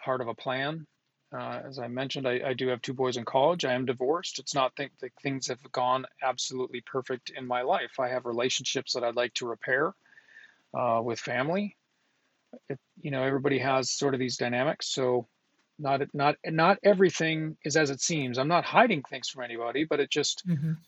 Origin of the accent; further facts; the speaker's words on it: Duluth, Minnesota, United States; I'm from Northern Minnesota